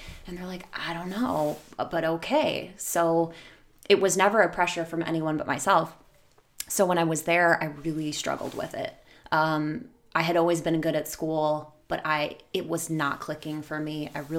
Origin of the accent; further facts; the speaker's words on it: Lakewood, Ohio, United States; West side, Edgewater, to be super specific.